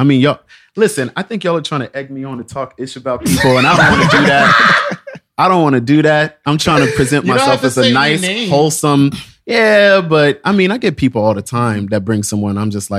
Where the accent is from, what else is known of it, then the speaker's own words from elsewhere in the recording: Virginia, United States; moved away as an adult; also born or lived in Texas, United States; now in New York, United States; You know, I left Texas when I was so young. I was raised more so in Virginia, but I really wouldn't say that was a Virginia sound because I never really fit in there. That's why I ran off to New York, you know?